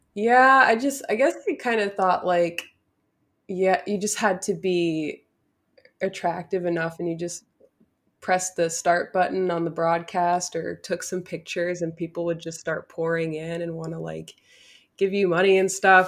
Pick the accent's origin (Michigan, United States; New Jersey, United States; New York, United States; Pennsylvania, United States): New Jersey, United States; Newark; I'm from around the Newark area